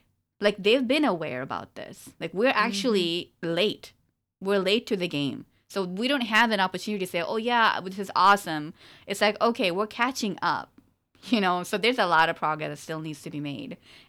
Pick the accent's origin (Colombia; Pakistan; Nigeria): Pakistan; No, you know, okay, we're Pakistani, so I'm going to talk about Pakistan